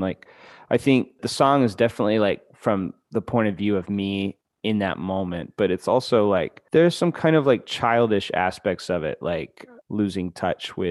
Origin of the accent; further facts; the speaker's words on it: Dallas, Texas, United States; also born or lived in Houston; I was born and raised in Dallas